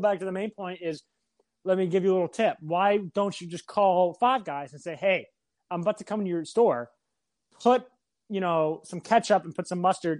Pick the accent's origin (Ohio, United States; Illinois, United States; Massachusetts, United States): Massachusetts, United States; Holliston; Holliston, Mass.